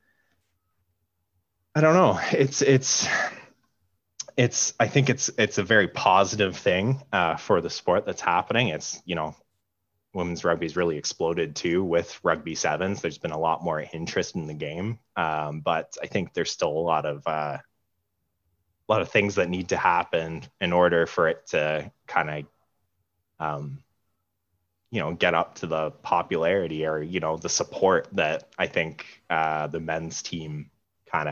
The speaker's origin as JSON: {"language": "English", "town": "Ottawa", "region": "Ontario", "country": "Canada", "tie": "born or raised there", "said": "growing up in Ottawa, which is not a huge place"}